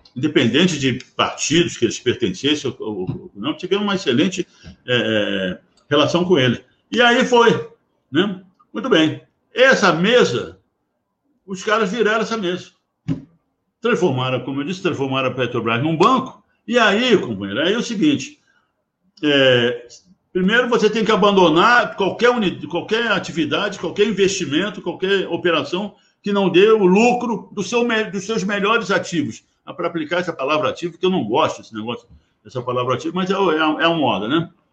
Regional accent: Rio de Janeiro, Brazil; nós cariocas, eu sou carioca

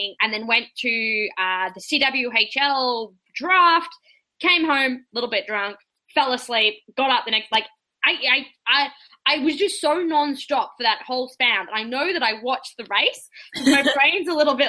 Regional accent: Australia; moved away as an adult; now in Canada; the last 25 years living in Australia

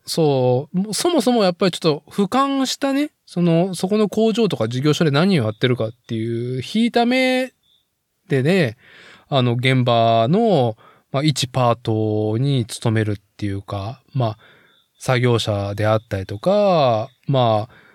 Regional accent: Nagoya, Aichi, Japan; 僕が生まれ育った名古屋市森山区のね

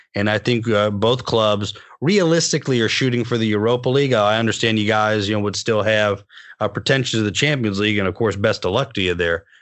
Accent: United States; as an American

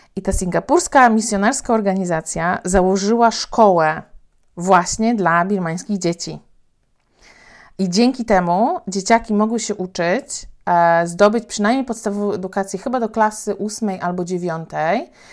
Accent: Poland; also born or lived in Thailand; Ja powiedziałam, że z Polski

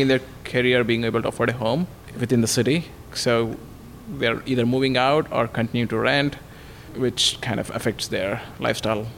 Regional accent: India; moved away as an adult; also born or lived in Redmond; now in Bellevue, United States; I grew up in India, came here for my master's

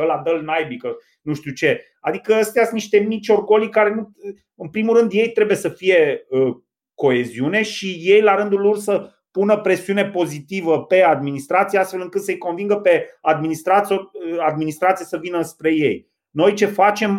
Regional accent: Reșița, Caraș-Severin County, Romania; orașul meu natal

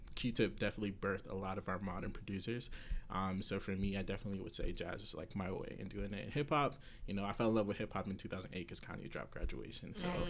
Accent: New York City, New York, United States; growing up in Queens

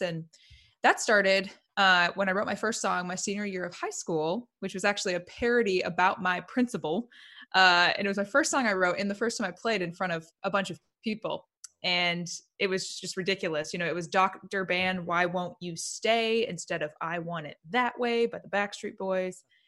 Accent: Indiana, United States; moved away as an adult; now in Nashville, United States; I'm from Indiana, initially a Hoosier

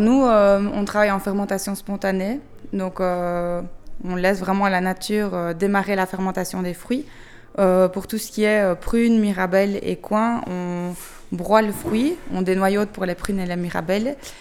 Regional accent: Belgium; on vient de Belgique

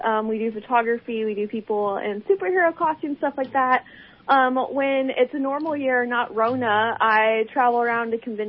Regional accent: Texas, United States; And I am from Texas.

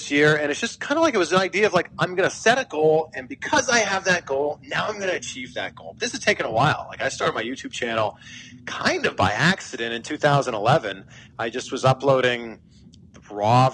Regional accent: Pickering, Ontario, Canada; moved away as an adult; also born or lived in Vancouver / Cleveland / Miami; now in United States; I'm from Canada. I'm from a small town called Pickering, Ontario.

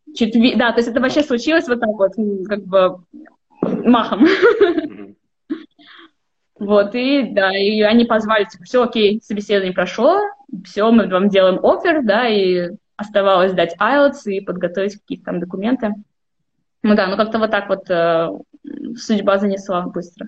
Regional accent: Almetyevsk, Tatarstan, Russia; moved away; я сама из Альметьевска. Это такой, э, городок в Республике Татарстан

